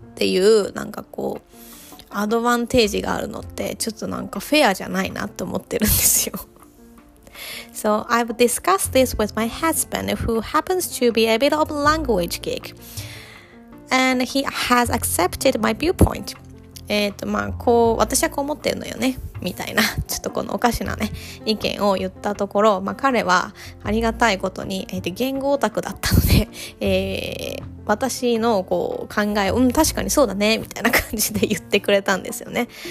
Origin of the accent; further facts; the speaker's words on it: Japan; first language Japanese; now in Australia; I'm Japanese and my husband is Australian so our native languages are different